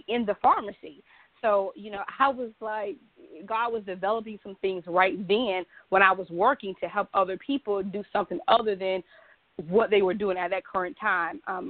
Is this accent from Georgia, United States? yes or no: yes; Savannah, Georgia, United States; now in Charlotte, United States; Yes, I live in Charlotte. I'm originally from Savannah, Georgia, born and raised